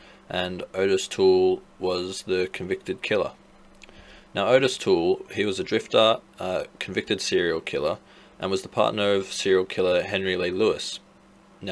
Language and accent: English; Australia; we're from Australia